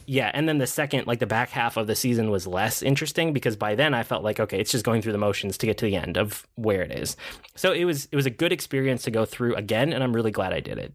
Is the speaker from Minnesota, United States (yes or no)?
yes; Minnesota, United States; I'm Minnesotan.